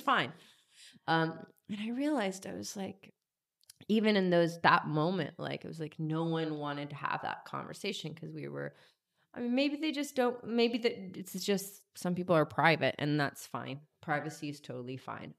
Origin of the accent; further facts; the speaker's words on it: Georgia, United States; moved away; I grew up in Georgia